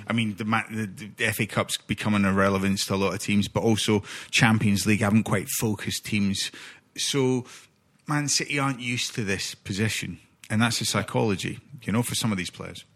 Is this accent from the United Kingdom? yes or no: yes; Scotland, United Kingdom; as a Scot, as a Scotsman